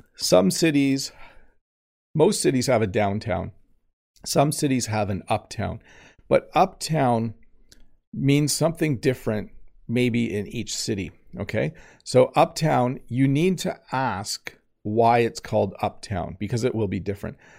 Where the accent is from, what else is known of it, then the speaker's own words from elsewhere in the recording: Canada; I am Canadian.